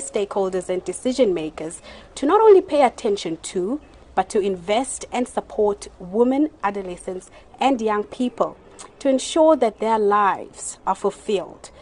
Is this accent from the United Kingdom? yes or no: no; South Africa; from South Africa